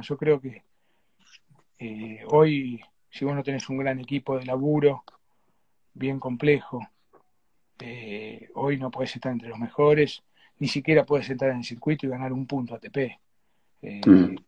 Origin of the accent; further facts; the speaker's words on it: Argentina; nosotros acá en Mar del Plata